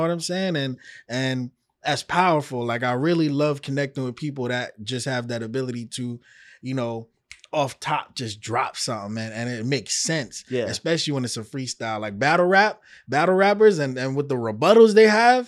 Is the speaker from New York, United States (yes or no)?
yes; New York, United States; now in Miami, United States; I'm from New York